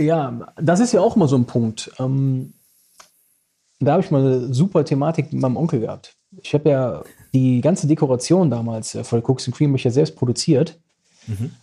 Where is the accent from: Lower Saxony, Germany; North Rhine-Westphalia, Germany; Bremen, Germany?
North Rhine-Westphalia, Germany; Düsseldorf; da wo ich aufgewachsen bin